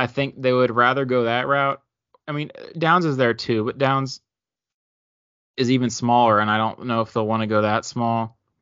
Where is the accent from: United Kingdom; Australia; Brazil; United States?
United States; Maryland; Growing up in Maryland